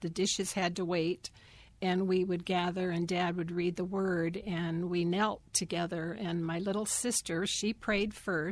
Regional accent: Bremerton, Washington, United States; also born or lived in Seabeck, Washington / Silverdale, Washington; I grew up outside of Bremerton, Washington, at Seaback, Washington. And then in Silverdale, and then back to Bremerton.

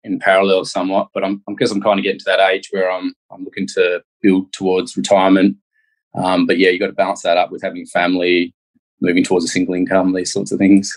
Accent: Perth, Western Australia, Australia; I was born in Perth and grew up here.

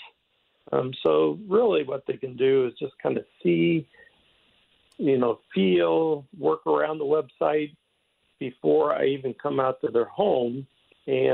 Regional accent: Cape Girardeau, Missouri, United States; moved away as an adult; now in St. Louis, United States; I was born in St. Louis, but at a young age of about three, my father moved our family to Cape Girardeau, and that's where I grew up

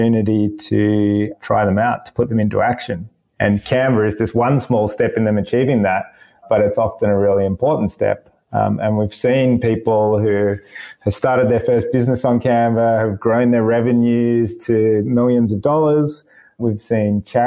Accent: Melbourne, Victoria, Australia; moved away as an adult; now in Sydney, Australia; I was born in Melbourne, yeah, yep. And grew up there and pretty much lived there for most of my life for the first 27 years.

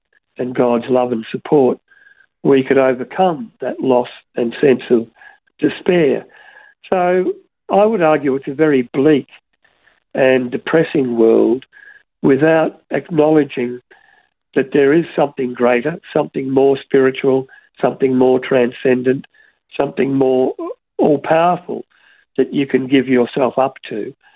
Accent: Broadmeadows, Victoria, Australia; When I was a young boy growing up in Broadmeadows

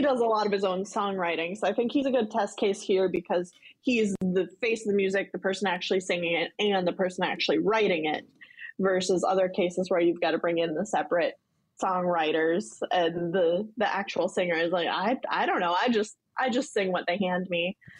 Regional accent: North Dakota, United States; moved away as an adult; also born or lived in Virginia; I'm from North Dakota

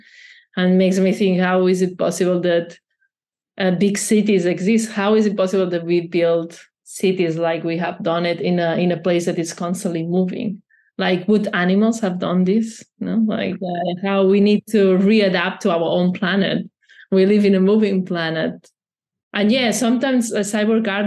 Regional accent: Barcelona, Catalonia, Spain; I'm from Barcelona

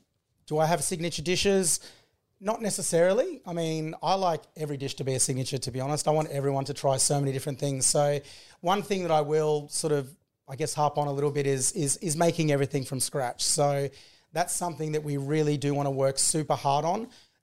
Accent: Victoria, Australia; Obviously, I'm from the Mornington Peninsula side, so to be able to come on this Ballerine side and start to create new relationships with the farmers and producers

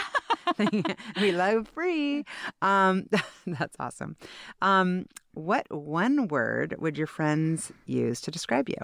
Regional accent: Seattle, Washington, United States; a fellow Seattleite

